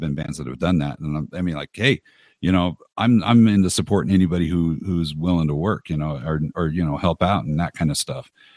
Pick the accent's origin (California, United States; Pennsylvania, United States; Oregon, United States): California, United States; Los Angeles; I grew up in Los Angeles.